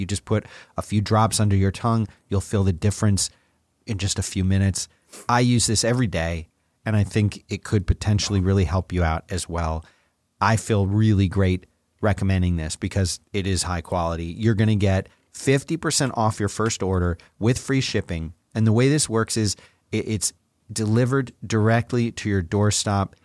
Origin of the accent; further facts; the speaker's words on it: Philadelphia, Pennsylvania, United States; when I was a boy growing up in Philly